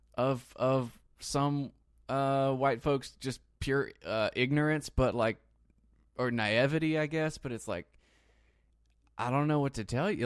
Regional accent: United States; as an American

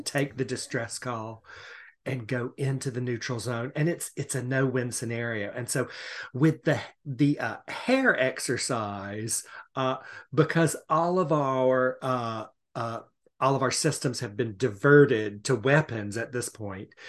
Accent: Savannah, Georgia, United States; I am from Savannah, Georgia

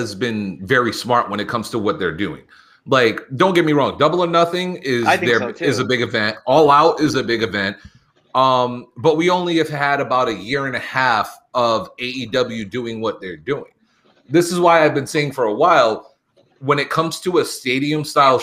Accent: New England, United States; we're from New England.

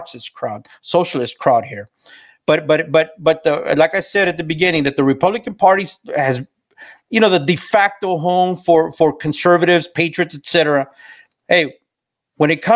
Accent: South Texas, United States; I grew up in South Texas. I grew up as a freaking Texan

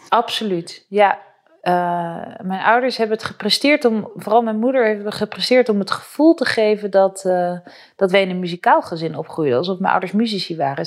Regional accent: Utrecht, Netherlands; ik ben zelf geboren in Utrecht

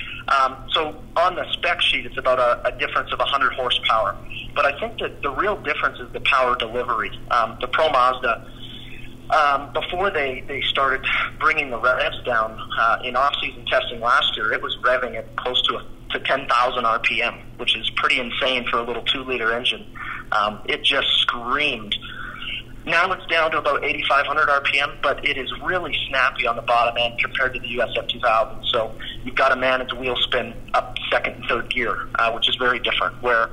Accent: Western Canada, Canada; I am from Western Canada

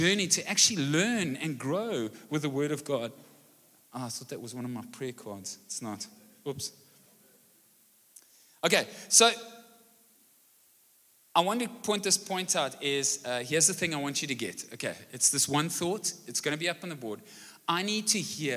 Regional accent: Brackenfell, Western Cape, South Africa; now in Malmesbury, South Africa; I grew up in Brackenfell and so could speak Afrikaans as a young kid, and recently we've moved to Malmesbury

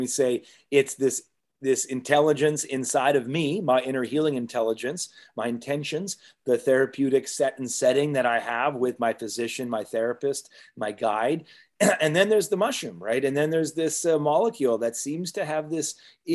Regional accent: Canada; as Canadians

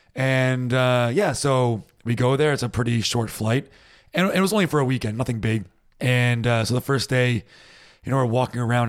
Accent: United States; now in Germany; I'm American

